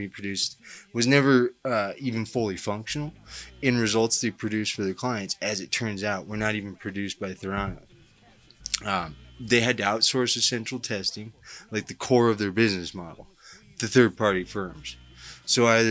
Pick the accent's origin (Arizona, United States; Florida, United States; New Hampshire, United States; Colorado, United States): Colorado, United States; Denver; I'm a writer from Denver, Colorado, who's done a little prison time